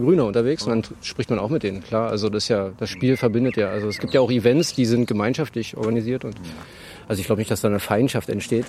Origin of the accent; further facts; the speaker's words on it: Berlin, Germany; als Berliner